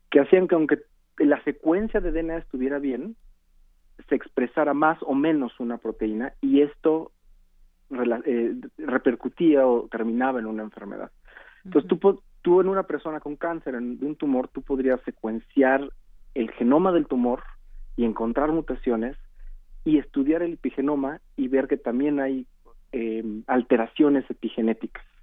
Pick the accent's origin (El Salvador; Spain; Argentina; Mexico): Mexico; como mexicanos